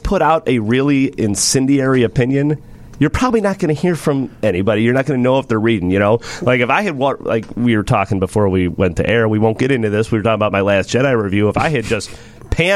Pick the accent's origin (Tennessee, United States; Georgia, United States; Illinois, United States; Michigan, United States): Illinois, United States; Chicago; I'm from Chicago